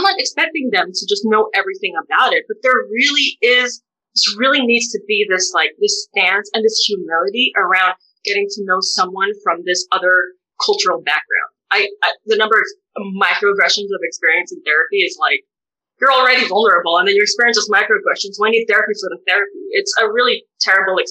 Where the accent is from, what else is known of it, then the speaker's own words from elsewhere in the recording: United States; As a Filipino-American bisexual woman